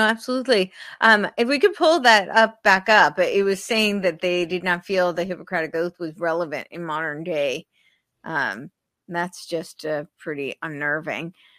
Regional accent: New Jersey, United States; moved away; I, I'm originally from New Jersey

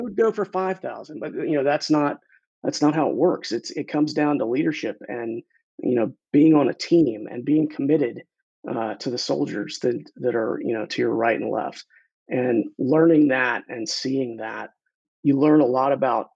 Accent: Katy, Texas, United States; also born or lived in Houston, Texas / Virginia / Atlanta; So I was born in St. Joseph's Hospital and then grew up out in Katy, Texas.

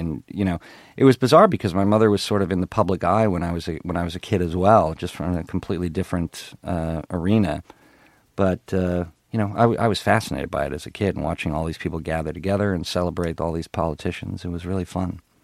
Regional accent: Ottawa, Ontario, Canada; moved away; I, I grew up in Canada, in Ottawa, Canada

